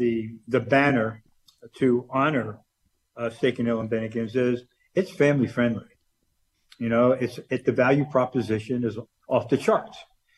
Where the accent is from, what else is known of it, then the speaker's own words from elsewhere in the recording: Dallas, Texas, United States; I grew up here in the Dallas-Fort Worth area.